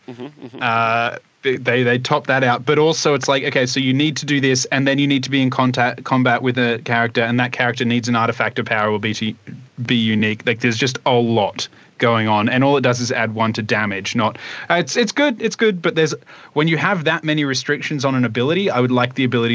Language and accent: English; Australia; growing up in Australia